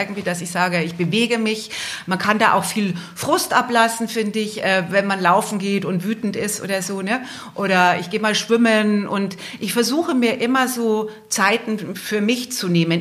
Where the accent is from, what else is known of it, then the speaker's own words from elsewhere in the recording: Altötting, Bavaria, Germany; in Altötting, in meiner Geburtsstadt.